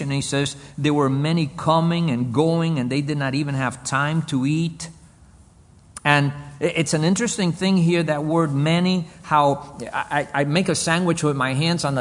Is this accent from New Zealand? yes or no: no; Cuba; born there; English is a second language; I was born in Cuba I grew up in this nation. English is my second language.